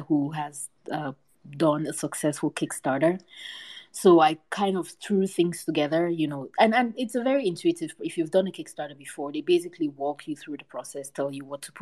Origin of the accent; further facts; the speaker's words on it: Cameroon; moved away; my home country of Cameroon.